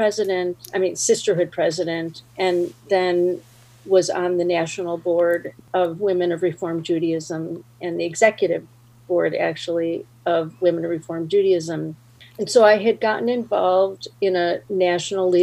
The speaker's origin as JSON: {"language": "English", "town": "Skokie", "region": "Illinois", "country": "United States", "tie": "born or raised there", "said": "I grew up in Skokie, Illinois."}